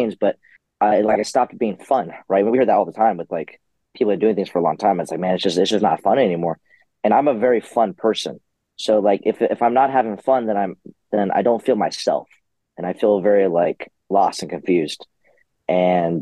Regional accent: San Diego, California, United States; I'm from San Diego

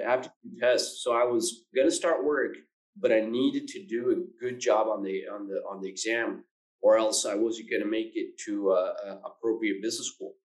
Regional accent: Buenos Aires, Argentina; moved away as an adult; also born or lived in United States / United Kingdom / India; I'm from Argentina, Buenos Aires

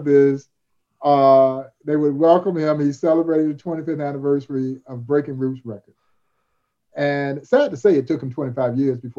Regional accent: Crawfordville, Georgia, United States; growing up in Crawfordville, Georgia

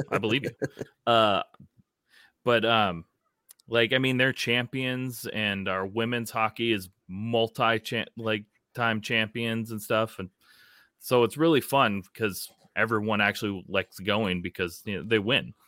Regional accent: Minnesota, United States; as a Minnesotan

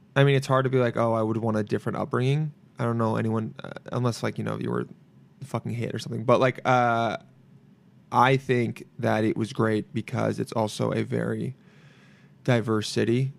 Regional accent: Los Angeles, California, United States; I was born here, but I grew up in L

